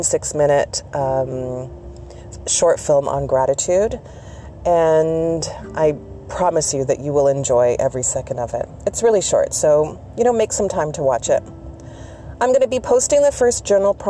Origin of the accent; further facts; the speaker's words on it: Canada; I'm Canadian